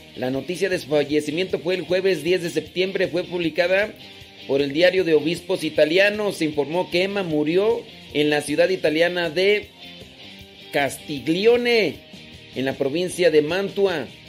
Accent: Mexico; yo soy mexicano, no crean que no, soy mexicano

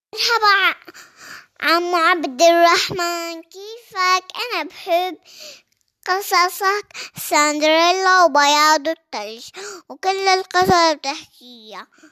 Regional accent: Jordan; من الأردن

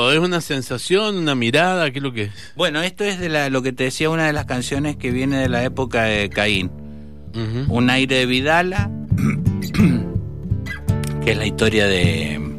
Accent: Guayaquil, Guayas, Ecuador; born there; yo tendría que haber nacido en Valentín Alcina, nací en Guayaquil por una gira de mis viejos pero mi vieja porteña

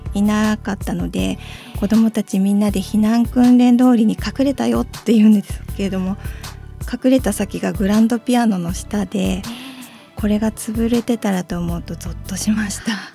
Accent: Sendai, Miyagi, Japan; 生まれも育ちも仙台なので

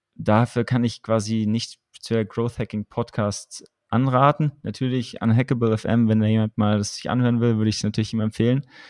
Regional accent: Southern Germany, Germany; im süddeutschen Raum, wo ich herkomme

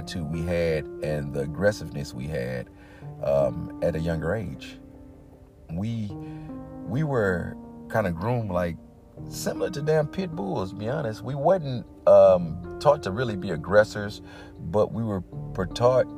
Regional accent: East St. Louis, Illinois, United States; moved away as an adult; also born or lived in Madison, Illinois / Clarksville, Tennessee; I'm from Madison, Illinois, East St. Louis originally, but I lived in Madison doing grade school as well.

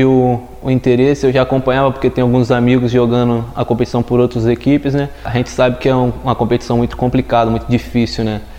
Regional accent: Natividade, Rio de Janeiro, Brazil; also born or lived in Recife; now in Londrina, Brazil; Ah, eu sou do interior do estado do Rio, né? Natividade, o nome da minha cidade, uma cidade bem pequena, tem 18 a 20 mil habitantes fica umas 6 horas da capital.

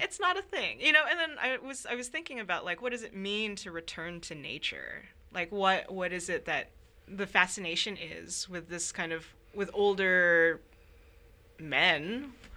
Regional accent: Sacramento, California, United States; moved away as an adult; now in Minnesota, United States; I come from Sacramento, uh, which is often called the Midwest of California. I moved to Minnesota for graduate school

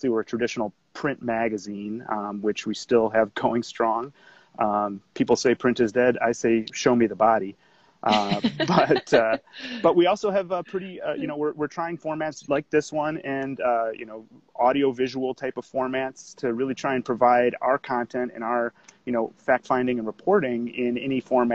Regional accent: Kenosha, Wisconsin, United States; moved away; I'm from Kenosha originally, so not too far away from where you guys are

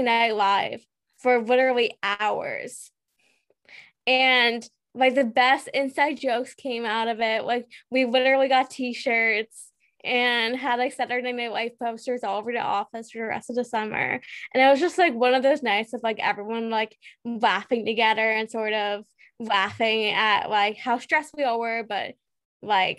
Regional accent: United States; I'm from the United States.

